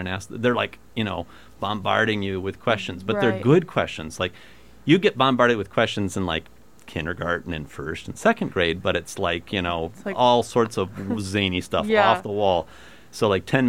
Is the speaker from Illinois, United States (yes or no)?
no; Ottumwa, Iowa, United States; my hometown, Atumwa, still does have a small Catholic school